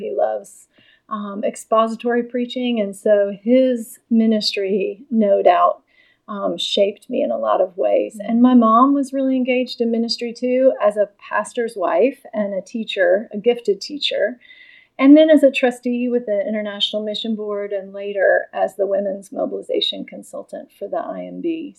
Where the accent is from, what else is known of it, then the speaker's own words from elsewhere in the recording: Norfolk, Virginia, United States; my dad was a pastor and I grew up in a church called First Baptist Church of Norfolk, where he pastored from the time I was in the first grade until I graduated from high school.